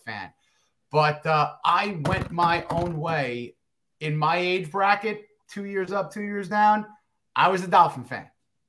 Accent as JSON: {"language": "English", "town": "New York City", "region": "New York", "country": "United States", "tie": "born or raised there", "also_born_or_lived": "Long Island, New York", "said": "I was from Queens. So, like, you know, right outside of New York City. And then early on in my life, we moved out and around 9 years old to Long Island."}